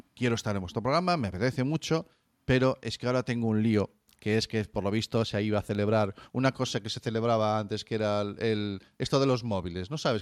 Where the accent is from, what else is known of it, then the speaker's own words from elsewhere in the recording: Galicia, Spain; como gallego que soy